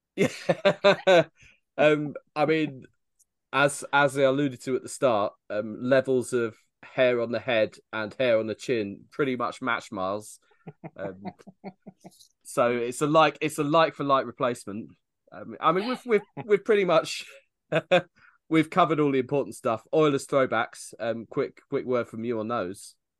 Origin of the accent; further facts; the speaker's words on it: United Kingdom; we as British people